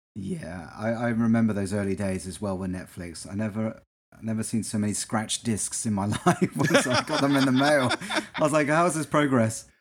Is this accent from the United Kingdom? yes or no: yes; England, United Kingdom; now in United States; when I was growing up in England